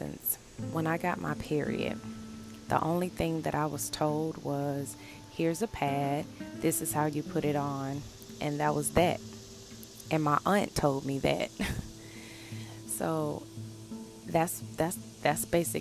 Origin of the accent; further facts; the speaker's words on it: the South, United States; I'm from the South, and I was raised by my grandmother